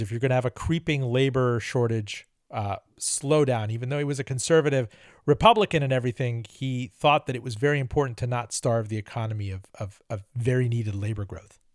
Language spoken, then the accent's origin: English; Miami, Florida, United States; moved away; Joining me from Miami, my hometown